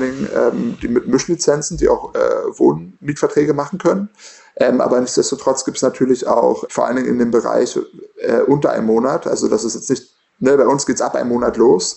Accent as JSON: {"language": "German", "region": "Berlin", "country": "Germany", "said": "Ich komme aus Berlin und selbst äh, ich, ich bin äh, als Student ins Studentenwohnheim gezogen"}